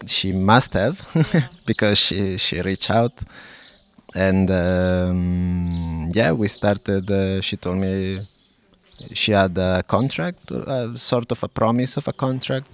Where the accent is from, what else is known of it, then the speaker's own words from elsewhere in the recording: Lodi, Lombardy, Italy; English is a second language; moved away as an adult; now in Porto, Portugal; I was born in Lodi in northern Italy, mm-hmm. although I haven't been living in Italy for uh, I think 17 years. Uh, I'm currently living in Porto